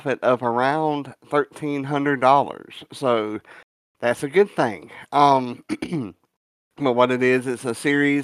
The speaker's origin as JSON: {"language": "English", "region": "the South", "country": "United States", "said": "I'm a Southerner"}